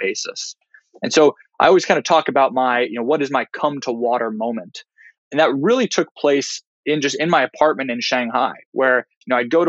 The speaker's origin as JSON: {"language": "English", "town": "Kansas City", "country": "United States", "tie": "born or raised there", "also_born_or_lived": "China", "moved": "as an adult", "said": "I'm a Midwestern guy. I grew up just outside of Kansas City"}